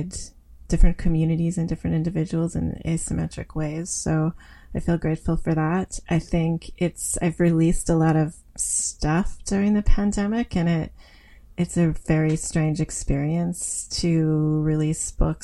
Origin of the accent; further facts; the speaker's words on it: Wingham, Ontario, Canada; moved away as an adult; also born or lived in Guelph, Ontario / Sackville, New Brunswick / Thunder Bay, Ontario / Winnipeg, Manitoba; now in Peterborough, Canada; I grew up in Wingham, Ontario